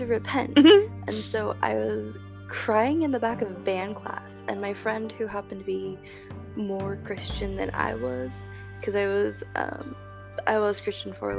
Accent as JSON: {"language": "English", "region": "California", "country": "United States", "tie": "born or raised there", "moved": "yes", "said": "I grew up in a very small redneck town in California"}